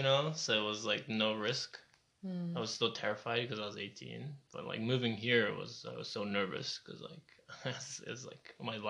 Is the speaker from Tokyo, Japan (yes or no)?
yes; Tokyo, Japan; moved away as an adult; also born or lived in Oklahoma, United States / Dublin, Ireland; now in Berlin, Germany; So I grew up in Tokyo until I was 18.